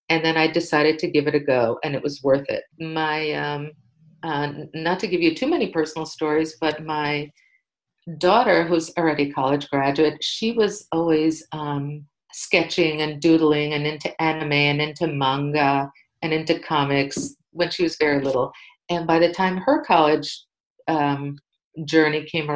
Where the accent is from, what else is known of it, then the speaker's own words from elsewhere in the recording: New York City, New York, United States; I grew up in New York City